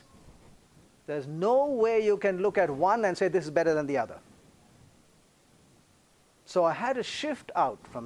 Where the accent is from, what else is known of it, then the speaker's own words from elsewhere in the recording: India; I'm from the Indian Peninsula